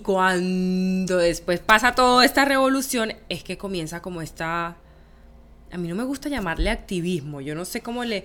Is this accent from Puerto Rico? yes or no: no; San Andrés, San Andrés and Providencia, Colombia; moved away as an adult